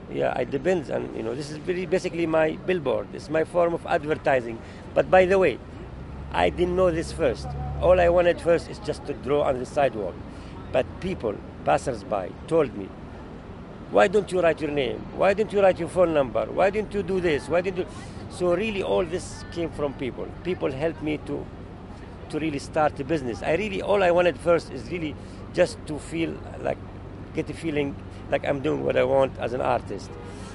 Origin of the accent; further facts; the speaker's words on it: Jerusalem, Israel; also born or lived in Middle East; I was born in Jerusalem. And really, art gave me hope, gave me love, gave me what I was missing, you know, as I grew up in the middle of the chaos there, you know, in the Middle East.